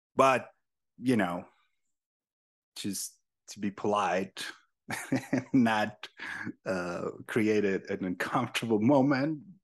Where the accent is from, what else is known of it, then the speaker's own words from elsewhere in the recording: Sonoran Desert, Mexico; English is a second language; now in United States; I was born and raised pretty much in this land uh, called the Sonoran Desert